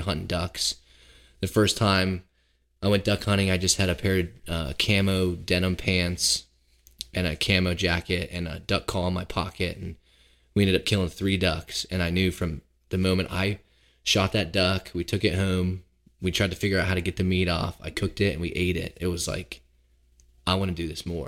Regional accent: Seattle, Washington, United States; moved away as an adult; now in Pennsylvania, United States; I grew up in Seattle, but we lived in a small neighborhood

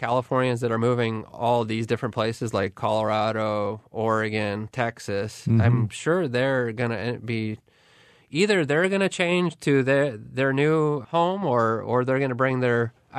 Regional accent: Barrie, Ontario, Canada; I grew up in Barrie. I never met a single person that owned a gun.

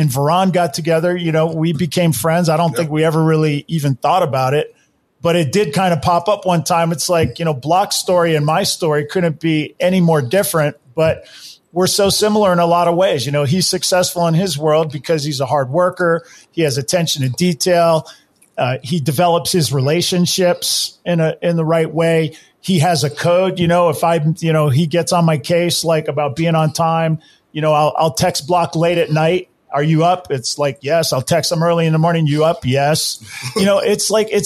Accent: Hawaii, United States; I grew up in Hawaii

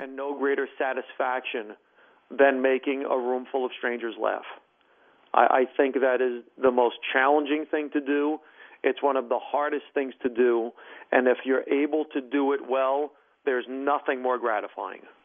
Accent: Hackensack, New Jersey, United States; also born or lived in Bergenfield / Paramus; my first four years, I grew up in Bergenfield. Then we moved to Hackensack. And by the time we were in seventh grade, I moved to Paramus

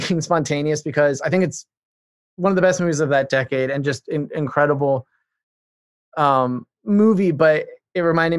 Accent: Ireland; I grew up in Ireland. My parents are evangelical missionaries.

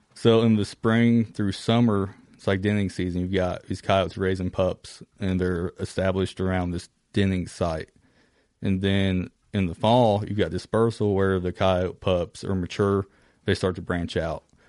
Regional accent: Kentucky, United States; from Kentucky

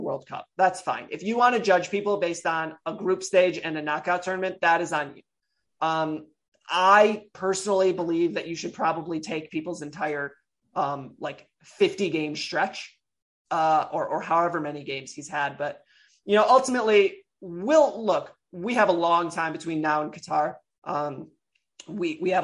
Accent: Big Ten country, Midwest, United States; I'm from Big Ten country

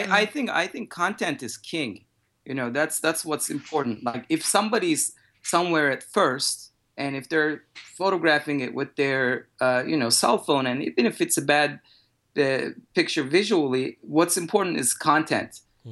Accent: Turkey; English is a second language; I'm originally from Turkey, and what happened in Turkey after the Arab Spring, that was also some, you know, unrest

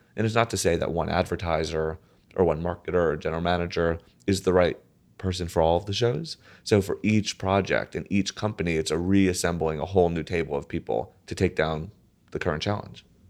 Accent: right outside of New Haven, Connecticut, United States; I grew up right outside of New Haven, uh, Connecticut.

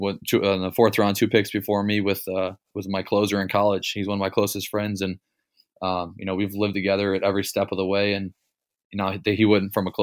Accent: Cleveland, Ohio, United States; I'm from Cleveland

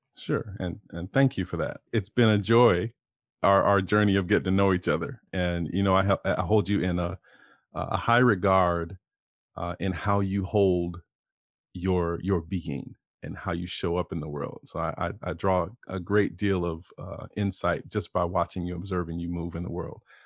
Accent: Lima / Cincinnati, Ohio, United States; born or raised there; also born or lived in Toledo, Ohio

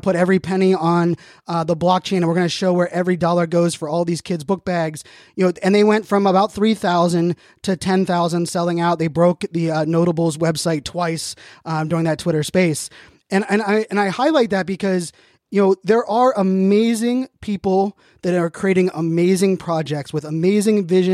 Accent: Pittsburgh, Pennsylvania, United States; I grew up in Pittsburgh.

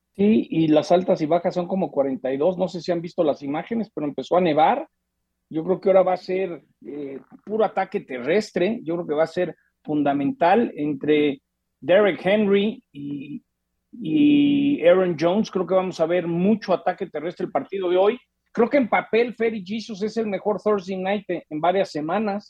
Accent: Mexico; como mexicano

